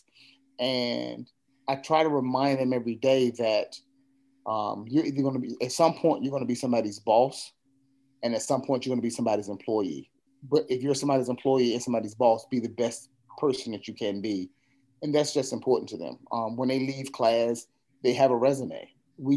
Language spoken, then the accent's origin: English; Virginia, United States; moved away as an adult; now in New Bern, United States; I'm from Virginia. So living here is still fairly new to me